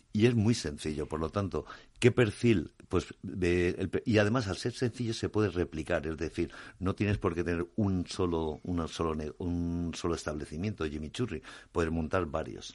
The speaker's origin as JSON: {"language": "Spanish", "town": "Alicante", "region": "Valencian Community", "country": "Spain", "said": "Mediterráneo donde yo vengo, soy, soy de Alicante"}